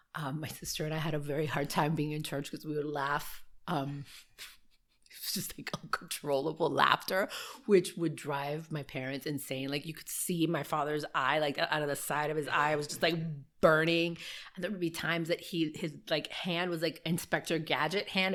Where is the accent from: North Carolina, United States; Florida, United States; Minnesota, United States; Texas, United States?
Florida, United States; Miami; also born or lived in Burbank, California / Manzanillo, Cuba (parents); I was born in Burbank, uh, California, and um, moved to Miami probably maybe two or three years after I was born